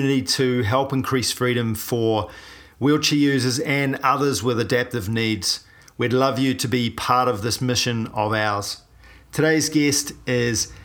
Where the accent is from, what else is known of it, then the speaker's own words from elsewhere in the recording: New Zealand; I'm a paraplegic from New Zealand